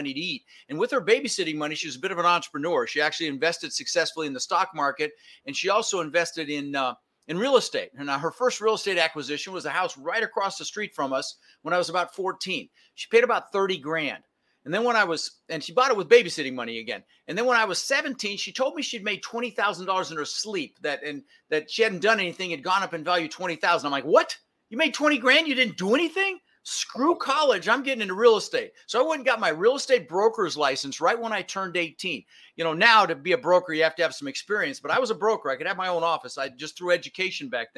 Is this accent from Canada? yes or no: no; Denver, Colorado, United States; also born or lived in Netherlands; I was born in the Netherlands, Holland, you know, wooden shoes and windmills, and immigrated when I was 6 years old with my brother Albert, my mother's Vancha, and we ended up in Denver, Colorado